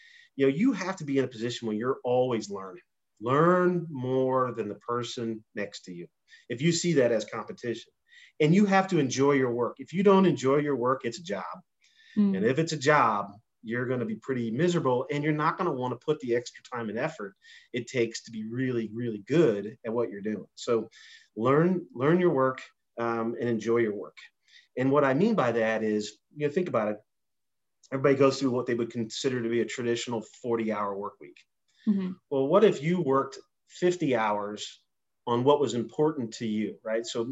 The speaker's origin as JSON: {"language": "English", "region": "Indiana", "country": "United States", "tie": "born or raised there", "said": "I grew up in Indiana."}